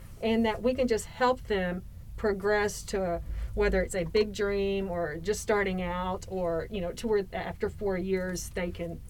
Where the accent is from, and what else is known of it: Waco, Texas, United States